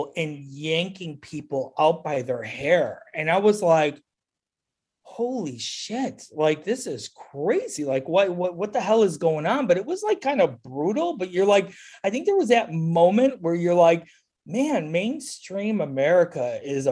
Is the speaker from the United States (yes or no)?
yes; Chicago, Illinois, United States; I grew up here. I mean, I've been here since I was 2 years old